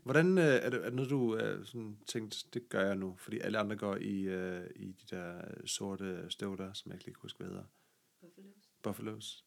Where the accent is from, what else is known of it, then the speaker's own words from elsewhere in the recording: Denmark; accent: Jutlandic; jeg er jo jyde, som man måske kan høre på min, øh, accent.